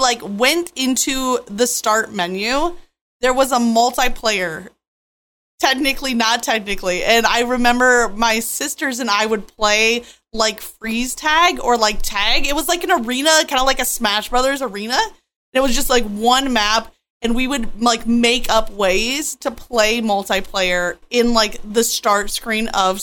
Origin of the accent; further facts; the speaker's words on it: Michigan, United States; I grew up in Michigan